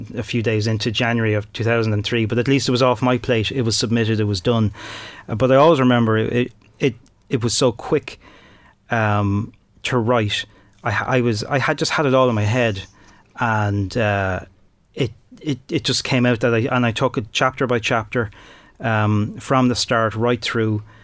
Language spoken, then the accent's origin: English; Dublin, Leinster, Ireland; moved away as an adult; also born or lived in Tullamore, Offaly; I'm from Dublin, but I moved down to Offaly to get my first break in radio